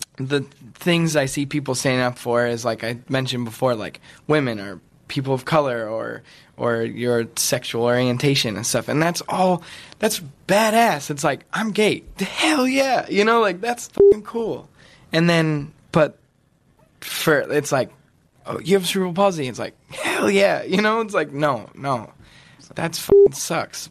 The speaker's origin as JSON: {"language": "English", "area": "outside of Yosemite", "region": "California", "country": "United States", "tie": "born or raised there", "said": "I grew up. I grew up like outside of Yosemite, like out of dirt road, in uh, like a little like a one bedroom cabin"}